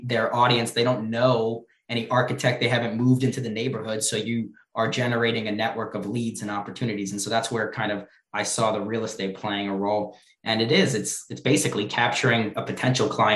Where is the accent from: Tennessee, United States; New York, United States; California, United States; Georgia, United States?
New York, United States; I'm from New York